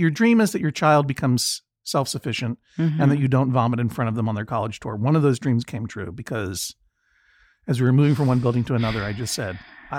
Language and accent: English; Boston, Massachusetts, United States; It's my hometown.